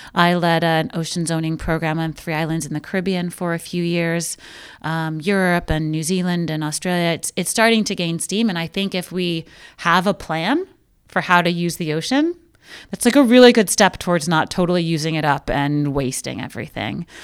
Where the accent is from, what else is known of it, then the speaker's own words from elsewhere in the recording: New York City, New York, United States; I grew up in Brooklyn